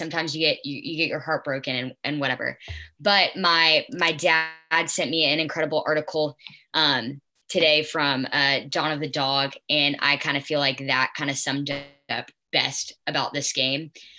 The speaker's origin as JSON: {"language": "English", "town": "Atlanta", "region": "Georgia", "country": "United States", "tie": "born or raised there", "said": "I was born in Atlanta, Georgia."}